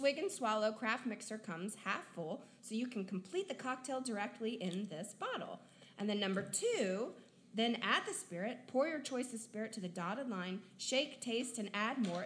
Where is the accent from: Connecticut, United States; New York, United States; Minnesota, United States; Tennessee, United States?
Tennessee, United States; I am from Tennessee